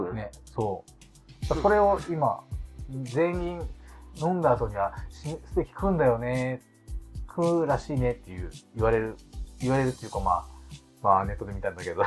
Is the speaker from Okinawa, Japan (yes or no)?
yes; Okinawa, Japan; やっぱ沖縄出身だし